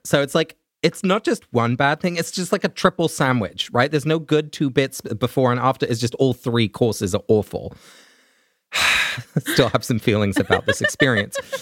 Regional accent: England, United Kingdom; as a little child growing up in England

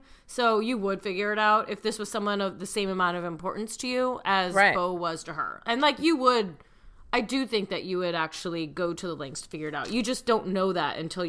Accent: Illinois, United States; But then again, I'm from Central Illinois.

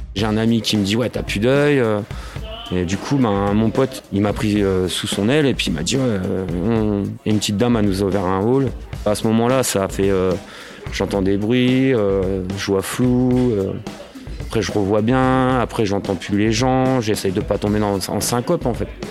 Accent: Picardy, Hauts-de-France, France; also born or lived in Paris; now in Breteuil, France; je suis un petit picard

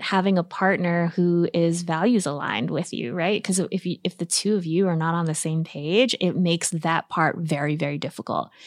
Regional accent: Guam; moved away as an adult; also born or lived in New York City; I moved from Guam, a tiny island in the Pacific where I was born and raised

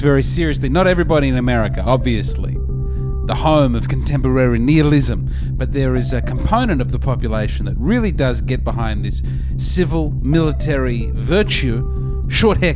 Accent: Australia; moved away as an adult; now in United States; as an Australian

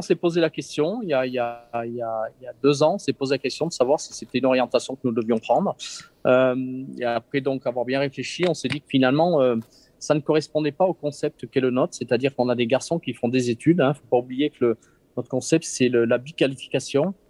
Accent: Briançon, Provence-Alpes-Côte d'Azur, France; now in Savoie, France; je suis né à Briançon dans les Hautes-Alpes

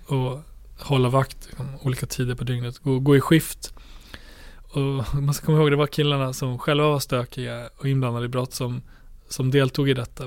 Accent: Borlänge, Dalarna County, Sweden; min hemstad Bålänge

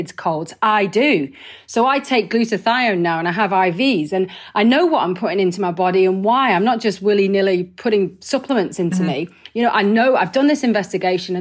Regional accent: Wigan, North West England, United Kingdom; I'm from Wigan. I eat pies. Bloody hell. You know, that's how I was raised

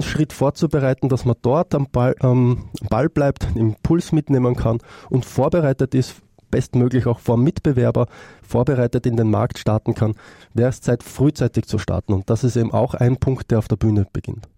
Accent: Austria; Ich komme aus Österreich

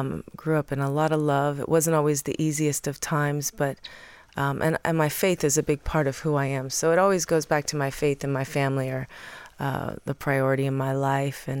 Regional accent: Kentucky, United States; also born or lived in Hawaii; I was born in Hawaii, but I grew up in Kentucky.

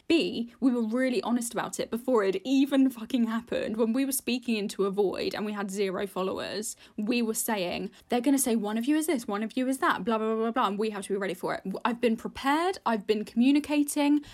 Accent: United Kingdom; being British anyway, being brought up in the U K

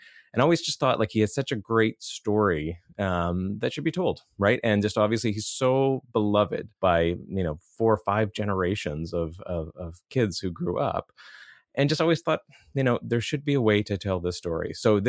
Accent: Rothesay, New Brunswick, Canada; Yeah, I grew up in just outside of St. John, New Brunswick, a town called Rosse.

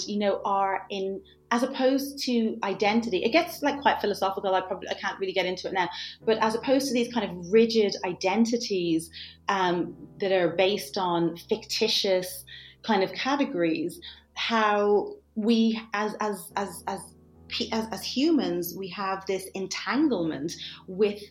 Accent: Ireland; growing up in Ireland

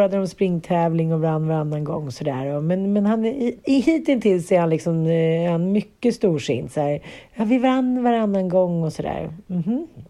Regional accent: Sweden; vi svenskar kände någon form av patriotism

